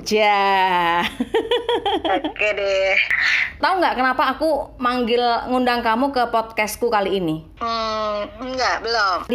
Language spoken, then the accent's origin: Indonesian; Kudus, Central Java, Indonesia; born there; aku lahir di Kudus Jawa Tengah hmm. terus bapakku pindah ke Jawa Barat ya kan eh, di Jawa